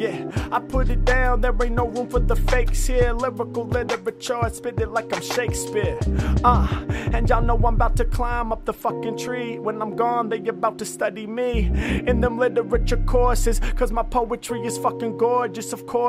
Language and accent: English; Oregon, United States; It's probably in my blood cause I was born and raised in Oregon.